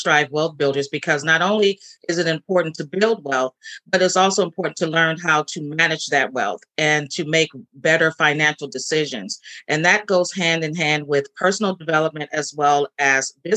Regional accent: San Francisco, California, United States; I'm born and raised in San Francisco

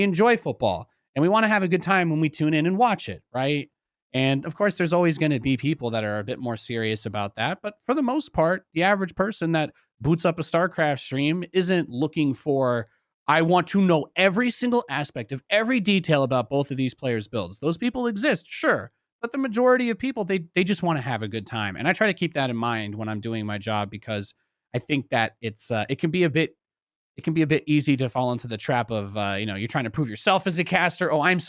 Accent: New York City, New York, United States; born there; I was born in New York City. My mom's side of the family is from there.

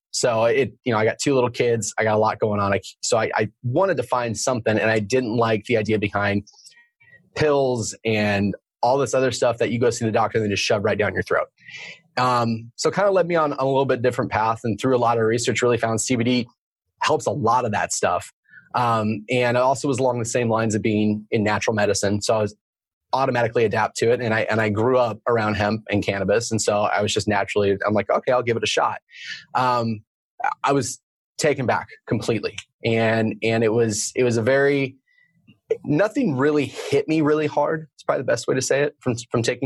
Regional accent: Oregon, United States; moved away as an adult; also born or lived in Arizona / San Diego; I live here in Oregon. I grew up in Oregon

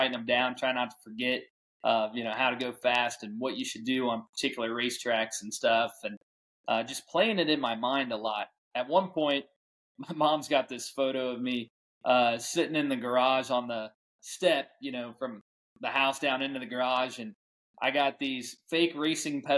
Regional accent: St. Louis, Missouri, United States; growing up in St. Louis, Missouri

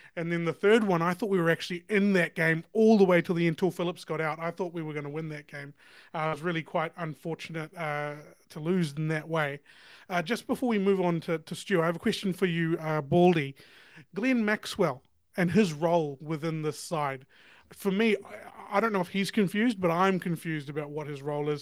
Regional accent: New Zealand; as a New Zealander

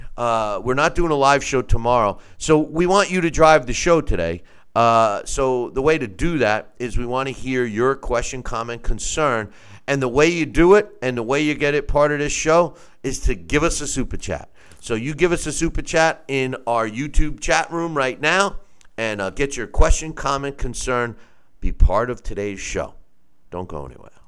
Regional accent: Long Island, New York, United States; me growing up, I'm from Long Island

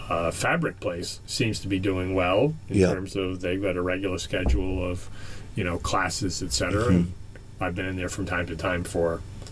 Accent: Pawtucket, Rhode Island, United States; now in Franklin, United States; I grew up in Pawtucket in the city, where we had the neighborhood

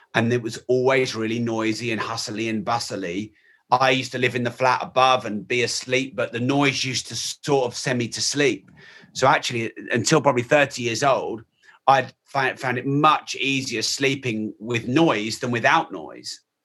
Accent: United Kingdom; I'm very British and white

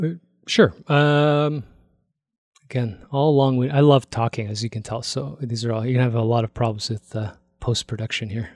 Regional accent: Toronto, Ontario, Canada; moved away as an adult; also born or lived in Korea (parents); now in Calgary, Canada; I grew up in Toronto

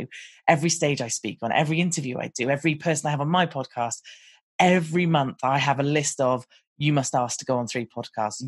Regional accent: United Kingdom; I'm British and we sound a little bit different

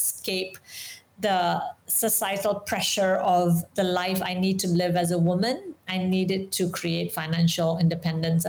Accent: Indonesia; also born or lived in Singapore / London; I am Indian, but I was born and raised in Indonesia

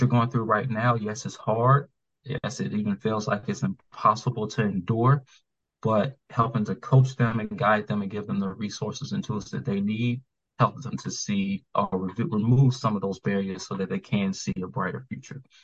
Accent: Atlanta, Georgia, United States; moved away as an adult; now in Maryland, United States; I was from Atlanta

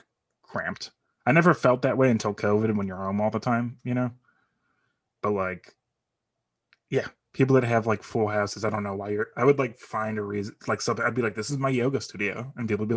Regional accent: Parma, Ohio, United States; I grew up there

